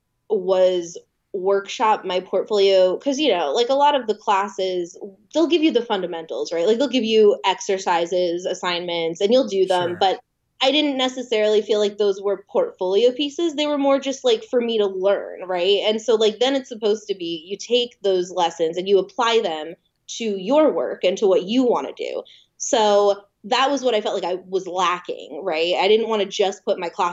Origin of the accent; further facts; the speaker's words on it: New Jersey, United States; moved away; also born or lived in California; I'm from New Jersey.